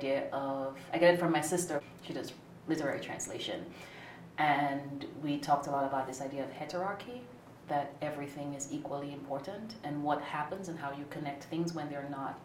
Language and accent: English; St. Lucia; moved away as an adult; now in Philadelphia, United States; I'm originally from St. Lucia in the southeastern Caribbean. I moved to the U.S. in 94 for college and have been here since